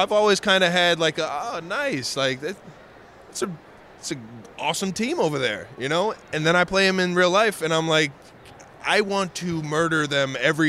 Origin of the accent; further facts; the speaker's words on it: Cleveland, Ohio, United States; I'm from Cleveland, Ohio, so I don't see all the hills and the lakes and everything.